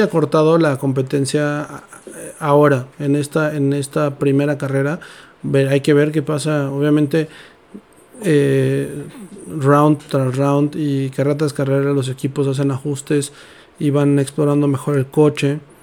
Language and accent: Spanish; Mexico; como mexicanos